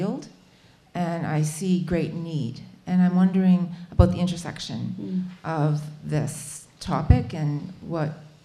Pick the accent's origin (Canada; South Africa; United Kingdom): Canada; also born or lived in Jordan; I'm from Canada.